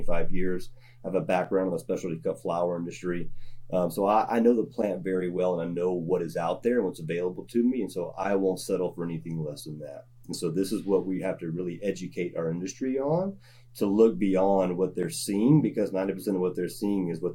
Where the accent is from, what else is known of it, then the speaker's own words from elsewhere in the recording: the South, United States; I'm from the South.